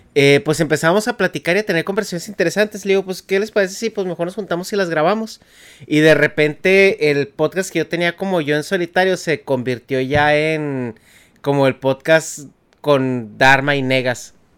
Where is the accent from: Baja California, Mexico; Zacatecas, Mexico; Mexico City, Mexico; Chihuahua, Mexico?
Chihuahua, Mexico; moved away as an adult; now in United States; Yo también nací así crecí en Chihuahua antes de, venirme a trabajar para acá